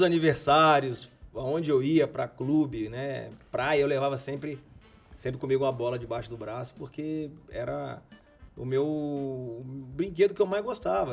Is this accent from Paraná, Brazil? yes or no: no; Brasília, Federal District, Brazil; moved away; also born or lived in Campinas / Italy; eu nasci em Brasília